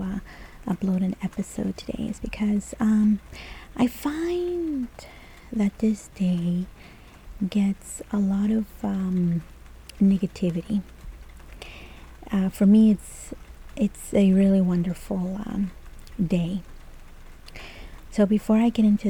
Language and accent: English; El Salvador; first language Spanish; English is a second language; moved away; when I was growing up in El Salvador